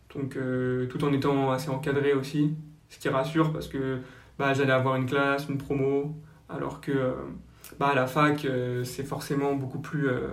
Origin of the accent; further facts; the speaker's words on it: Basque Country, Nouvelle-Aquitaine, France; also born or lived in Le Raincy, Seine-Saint-Denis; je suis originaire du Pays Basque où j'ai encore une partie de ma famille et une autre partie donc, en région parisienne dans 93 au Rincy